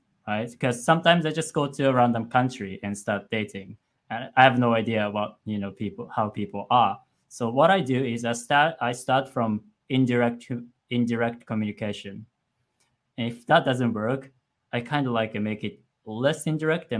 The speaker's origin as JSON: {"language": "English", "region": "western Japan", "country": "Japan", "also_born_or_lived": "Tokyo", "second_language": "English", "moved": "yes", "said": "I'm actually not from Tokyo. I'm from Western Japan. But the Tokyo area is the longest I've lived."}